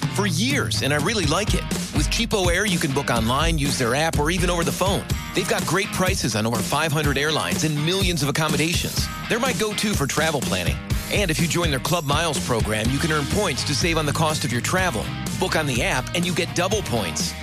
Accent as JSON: {"language": "English", "town": "Nashville", "region": "Tennessee", "country": "United States", "tie": "born or raised there", "said": "my hometown of Nashville"}